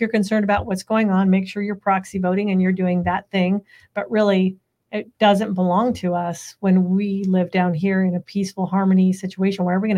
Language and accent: English; Central California, United States; I grew up in Central California my entire life, lots of agriculture, lots of farming, all of that stuff, not like what people think of California.